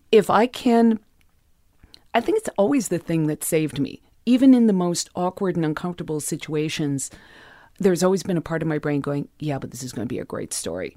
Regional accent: Los Angeles, California, United States; I grew up in the West Hollywood Hills

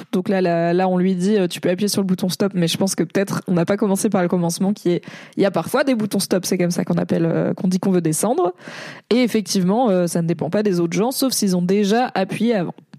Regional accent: Paris, Île-de-France, France; je suis une parisienne

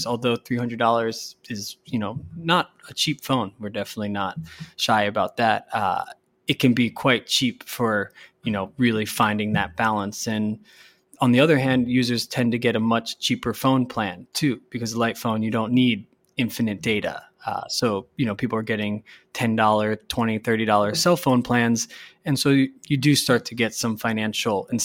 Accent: United States; being an American

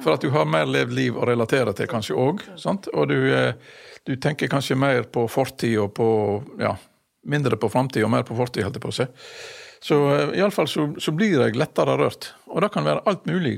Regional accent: Masfjorden, Vestland, Norway; i min oppvekst hjemme i Masfjorden

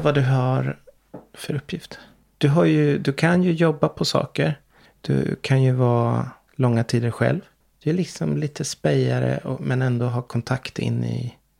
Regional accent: Sweden; min plikt som svensk

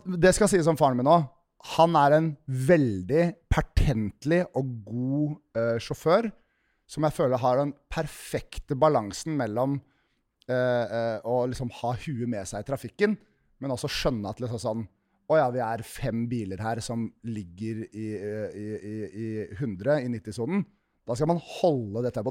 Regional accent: Nesodden, Akershus, Norway; jeg kom fra Fagersand, helt innerst på Nesodden

